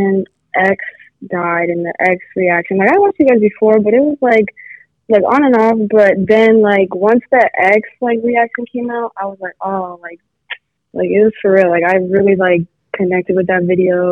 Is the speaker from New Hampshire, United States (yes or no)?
no; Columbus, Ohio, United States; I'm from Columbus, Ohio.